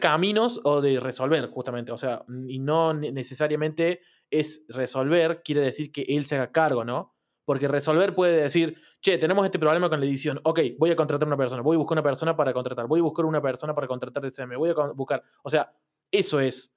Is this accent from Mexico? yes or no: no; Argentina; acá en Argentina que comemos mucha carne